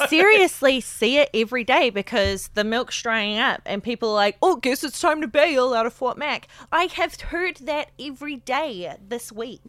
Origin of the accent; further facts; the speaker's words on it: Whangarei, Northland, New Zealand; moved away; back in New Zealand in my hometown